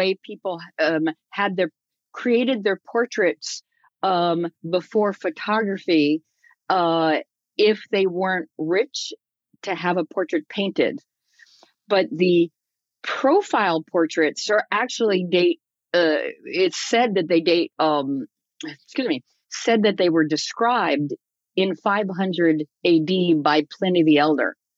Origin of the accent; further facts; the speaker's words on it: Silver Spring, Maryland, United States; I grew up in Silver Spring, Maryland